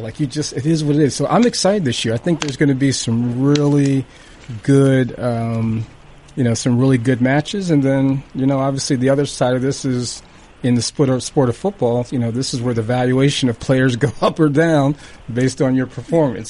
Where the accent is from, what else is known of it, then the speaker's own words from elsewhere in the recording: Hershey, Pennsylvania, United States; I grew up in Hershey, Pennsylvania